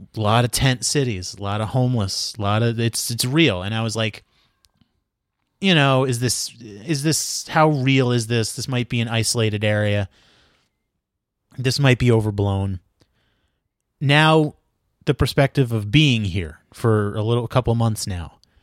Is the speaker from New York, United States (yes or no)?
yes; New York, United States; moved away as an adult; also born or lived in Brooklyn; now in Los Angeles, United States; I'm from New York